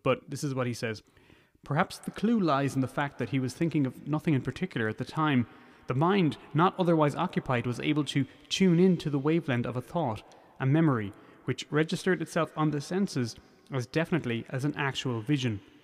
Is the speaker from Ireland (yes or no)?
yes; Ireland; also born or lived in United Kingdom; further south where I'm from